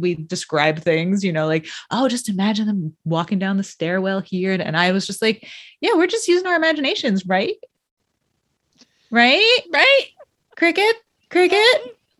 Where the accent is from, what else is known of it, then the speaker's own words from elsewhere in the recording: Connecticut, United States; we grew up in Connecticut.